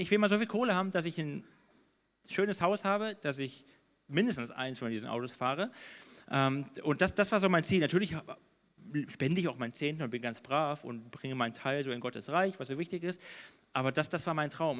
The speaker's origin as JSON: {"language": "German", "region": "Baden-Württemberg", "country": "Germany", "tie": "born or raised there", "said": "ich bin in Württemberg groß geworden"}